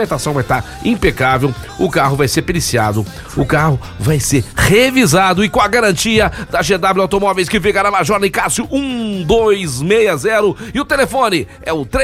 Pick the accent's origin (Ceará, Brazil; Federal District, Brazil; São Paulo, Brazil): São Paulo, Brazil; Nós somos de São Paulo, nós somos aqui, né, do estado de São Paulo